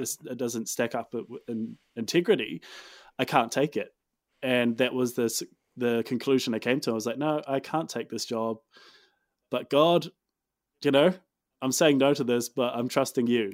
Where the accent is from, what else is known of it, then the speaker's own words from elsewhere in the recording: Dunedin, Otago, New Zealand; moved away as an adult; also born or lived in Christchurch, New Zealand; now in Auckland, New Zealand; I'm from Dunedin. Uh, spent most of my time as a kid growing up, um, Dunedin and further south.